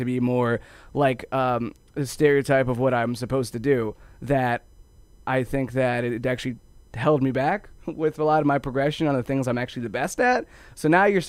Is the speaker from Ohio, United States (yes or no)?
yes; Ohio, United States; I grew up in Ohio